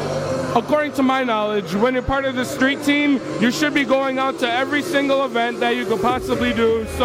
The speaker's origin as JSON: {"language": "English", "town": "Chicago", "region": "Illinois", "country": "United States", "tie": "born or raised there", "said": "I was actually born and raised in Chicago."}